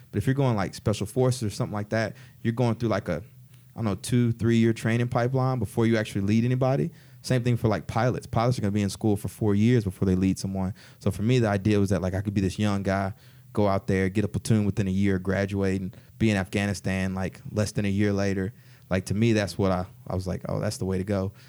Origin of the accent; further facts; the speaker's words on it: College Station, Texas, United States; moved away as an adult; also born or lived in Newark; I was born and raised in College Station, Texas